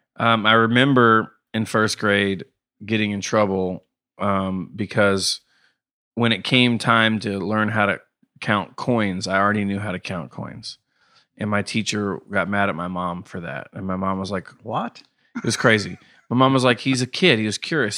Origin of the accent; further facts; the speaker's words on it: Knoxville, Tennessee, United States; also born or lived in Ithaca, New York / Atlanta; I've lived in Knoxville since I could, was three. I've lived here